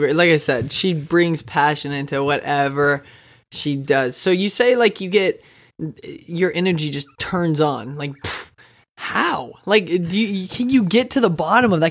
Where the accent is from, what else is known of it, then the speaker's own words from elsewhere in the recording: Texas, United States; now in Wichita, United States; I grew up in Texas. I live in Wichita, Kansas